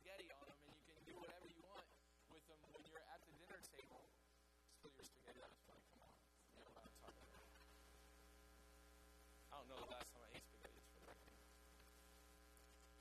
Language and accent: English; the South, United States; we're from the South